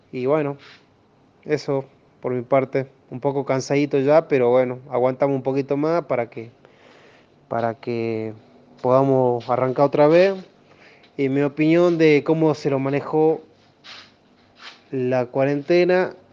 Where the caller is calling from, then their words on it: Cafayate, Salta, Argentina; Hola, soy …, de Cafayate, provincia de Salta, Argentina, uno de los lugares más turísticos